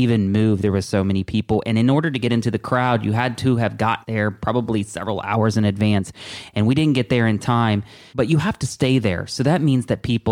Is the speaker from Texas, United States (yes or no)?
no; Ripley, Ohio, United States; I was from Ripley, Ohio